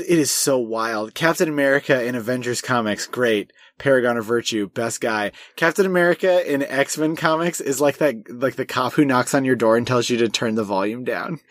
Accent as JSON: {"language": "English", "country": "United States", "said": "we're both American, but I have Swedish heritage"}